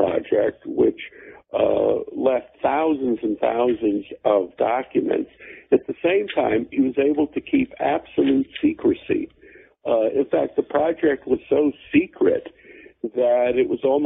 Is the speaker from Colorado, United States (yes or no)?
no; Connecticut, United States; also born or lived in Germany; I was born in Germany in a displaced persons camp after World War II. My parents were Holocaust survivors. I grew up in Connecticut